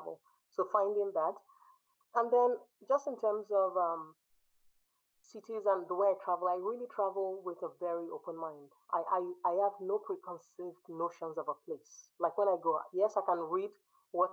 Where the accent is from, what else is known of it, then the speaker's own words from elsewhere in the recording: Nigeria; also born or lived in United States; now in Sweden; I grew up in Nigeria. I spent 16 years in the US and I've been in Sweden for over a decade